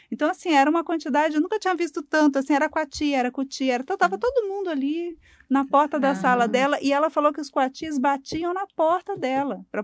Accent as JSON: {"language": "Portuguese", "region": "Rio de Janeiro", "country": "Brazil", "said": "Eu sou do Rio."}